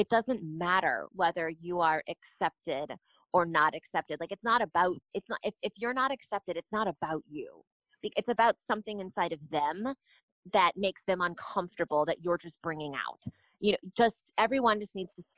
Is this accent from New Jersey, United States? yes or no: no; San Antonio, Texas, United States; born or raised there; also born or lived in New York